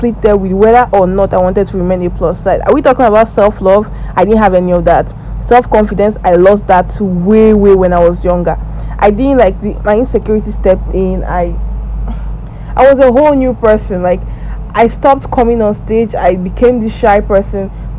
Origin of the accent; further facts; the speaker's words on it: Nigeria; You guys call it high school, but in Nigeria, I'm a Nigerian, we call it secondary school.